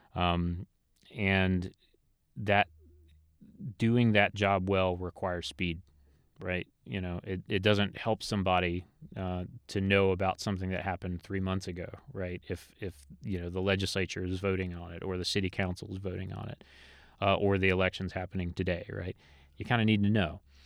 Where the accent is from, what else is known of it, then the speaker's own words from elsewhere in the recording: Elizabeth City, North Carolina, United States; I'm a North Carolina native. I was born in Elizabeth City, North Carolina